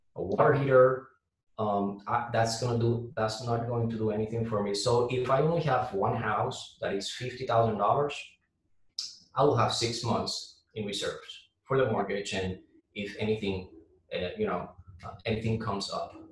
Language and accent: English; Puerto Rico; now in Jacksonville, United States; I'm from Puerto so you're gonna, you know, hear um, a little bit of my accent